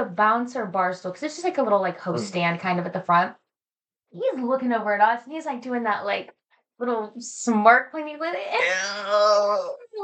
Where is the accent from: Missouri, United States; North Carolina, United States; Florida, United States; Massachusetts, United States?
North Carolina, United States; moved away; growing up in the South, everyone talks to everyone